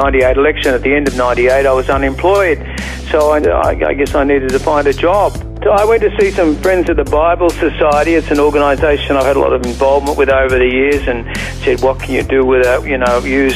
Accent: Sydney, New South Wales, Australia; moved away as an adult; also born or lived in San Francisco, United States / London, United Kingdom; now in Gold Coast, Australia; I was born in Sydney, actually on the northern beaches of Sydney

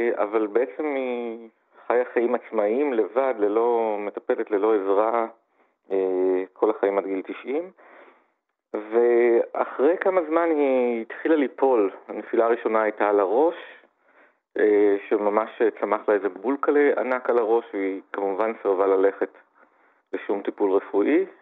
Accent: Gan Yoshiya, Central District, Israel; גדלתי במושב מאוד קטן, גן יושיע

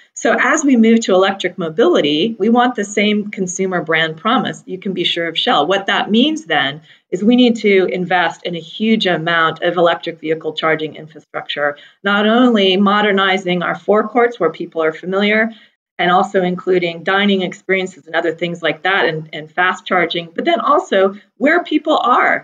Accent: Seattle, Washington, United States; I grew up in Seattle, Washington, hugging trees

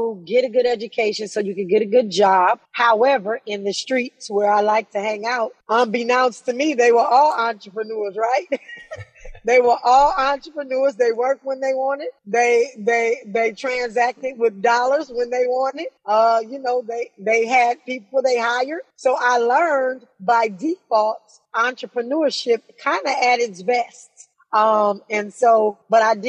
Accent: Los Angeles, California, United States; also born or lived in Inglewood, California; I was born in Inglewood. I was raised in Watts.

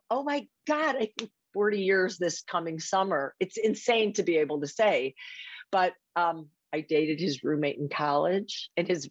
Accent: Chicago, Illinois, United States; accent: Chicago; moved away as an adult; now in Seattle, United States; I grew up in Chicago. Sometimes people hear my accent and they are like, is that New York or Boston?

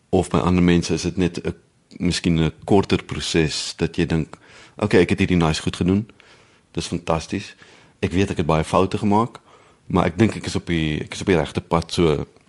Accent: South Africa; moved away as an adult; also born or lived in Bloemfontein / Netherlands; Ek is in die Oos-Kaap gebore. Ek het op verliesdop groot geword

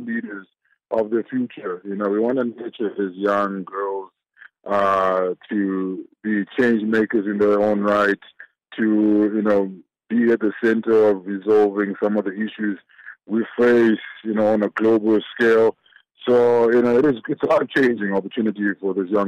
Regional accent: Zimbabwe; now in South Africa; I was born in Zimbabwe, and I came across the border, you know, into South Africa

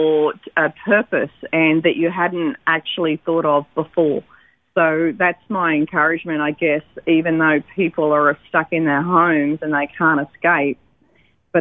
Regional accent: Dubbo, New South Wales, Australia; now in Sydney, Australia; grew up on the farm at near Dubbo, and but when I was 18, I came to Sydney and have been there all my life.

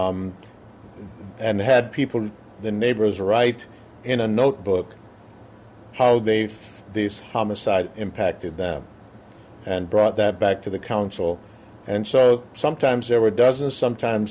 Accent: Jamaica; moved away as an adult; now in Minneapolis, United States; I am originally from Jamaica.

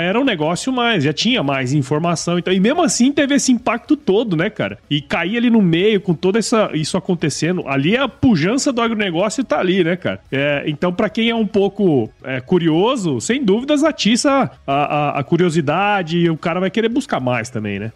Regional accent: Cuiabá, Mato Grosso, Brazil; also born or lived in São Paulo; eu sou daqui de Cuiabá

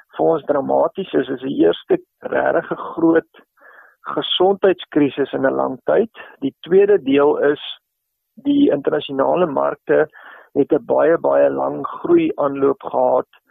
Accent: South Africa; ons miskien as Suid-Afrikaners

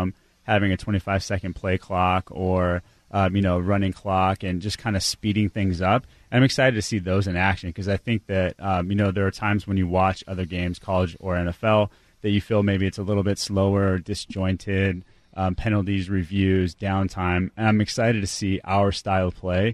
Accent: Seattle, Washington, United States; Being a Seattle sports fan growing up on the east side and getting a chance to build a brand-new sports team in my hometown

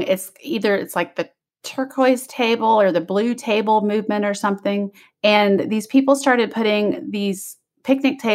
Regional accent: Kansas City, United States; moved away; I'm from Kansas City

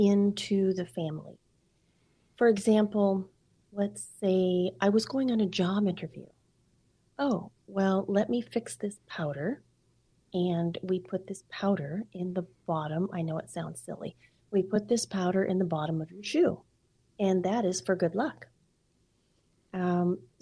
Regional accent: Cerritos, California, United States; moved away as an adult; also born or lived in Long Beach, California / Oak Harbor, Washington; now in Lynden, United States; I grew up in Southern California. Mm-hmm. I was born in Long Beach, California, moved to Cerritos

